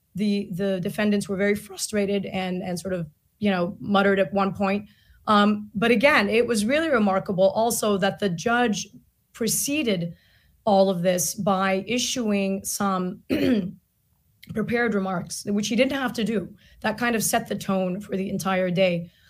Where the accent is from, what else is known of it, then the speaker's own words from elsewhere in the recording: Gaza Strip, Palestine; now in United States; as an American taxpayer, as a Palestinian from Gaza